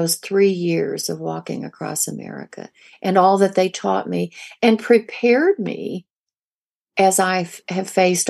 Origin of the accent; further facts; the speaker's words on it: the Ozarks, United States; I grew up in the Ozarks. We were poor.